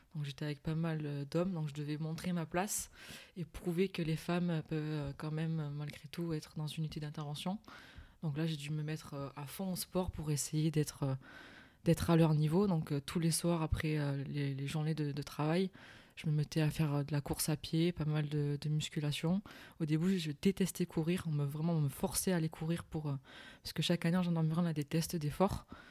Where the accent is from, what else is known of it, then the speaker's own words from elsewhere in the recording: Digne-les-Bains, Provence-Alpes-Côte d'Azur, France; je suis née et j'habite euh, à Digne-les-Bains